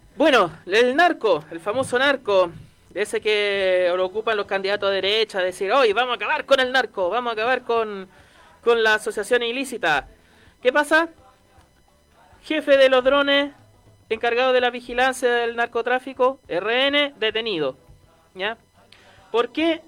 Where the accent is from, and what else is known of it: Chile